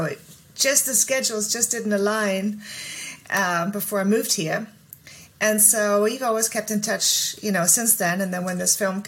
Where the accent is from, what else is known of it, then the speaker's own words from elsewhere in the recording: Germany; moved away as an adult; also born or lived in England; now in Los Angeles, United States; I grew up in Germany, but I'm English